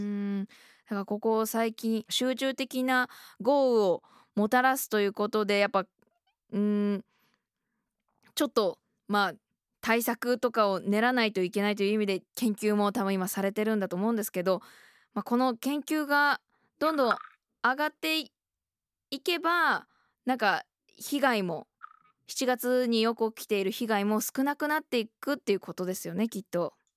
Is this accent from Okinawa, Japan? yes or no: no; Okayama, Japan; あの私岡山県出身で